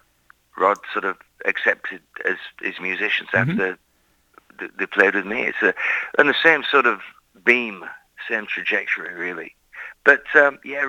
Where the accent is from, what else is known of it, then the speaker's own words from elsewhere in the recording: Lancaster, North West England, United Kingdom; moved away; growing up in England as a little kid